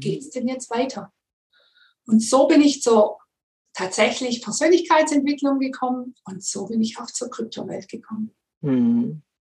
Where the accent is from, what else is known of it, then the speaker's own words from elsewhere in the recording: Swabia, Germany; komme ich aus dem Schwabenland